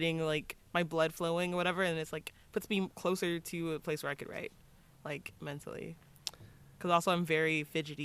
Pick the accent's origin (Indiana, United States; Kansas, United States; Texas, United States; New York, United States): Texas, United States; now in California, United States; I'm from Texas